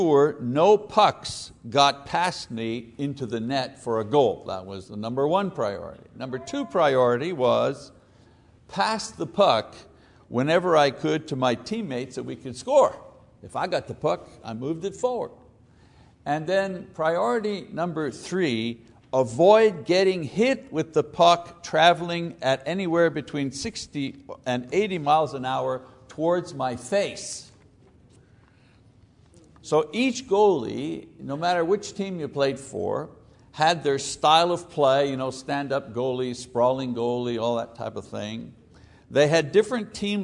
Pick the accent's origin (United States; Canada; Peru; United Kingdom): Canada; Montreal, Quebec; When I was a kid growing up in Montreal, Canada